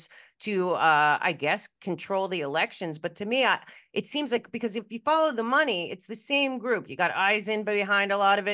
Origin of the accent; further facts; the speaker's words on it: United States; also born or lived in New York; I'm from Jersey and New York